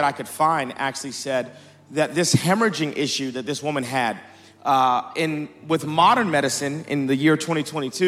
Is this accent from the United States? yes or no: yes; Dallas, Texas, United States; I am from Dallas, Texas.